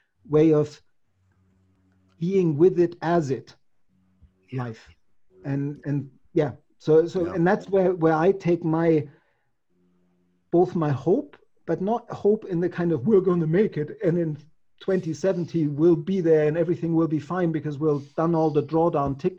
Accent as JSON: {"language": "English", "town": "Munich", "region": "Bavaria", "country": "Germany", "tie": "born or raised there", "said": "I'm from Germany or I'm from Munich"}